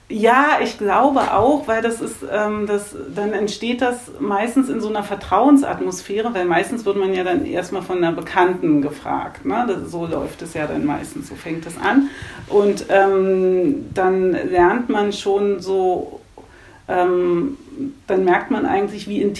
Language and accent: German; Germany; Also … kommt, weil ich komme von der Elbe. Also ich mhm. bin in so einem ganz kleinen Kaff aufgewachsen in der Nähe der Elbe.